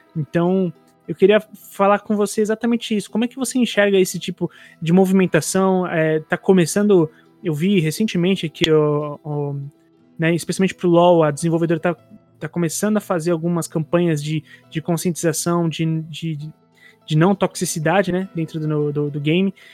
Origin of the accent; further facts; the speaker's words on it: São Paulo, Brazil; sou de Itaquera